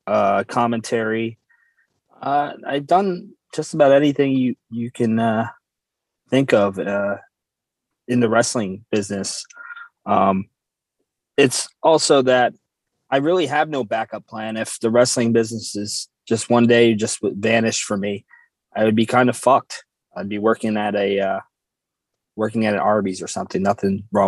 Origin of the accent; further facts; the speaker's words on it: New Jersey, United States; we're both from New Jersey